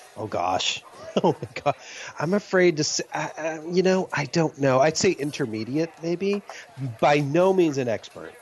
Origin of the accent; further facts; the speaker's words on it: Ohio, United States; moved away; I'm from Ohio. So I'm from the east side of, of the United States